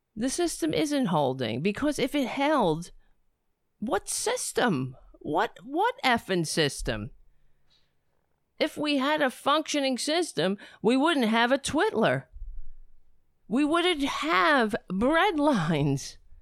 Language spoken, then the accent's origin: English; United States; as an, as an American